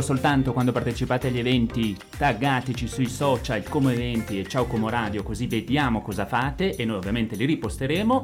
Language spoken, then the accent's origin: Italian; Ossuccio, Lombardy, Italy; io sono di Osuccio